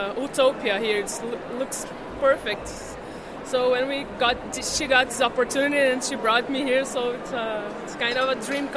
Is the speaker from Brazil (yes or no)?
yes; Brazil; moved away as an adult; now in Netherlands; I'm from Brazil too.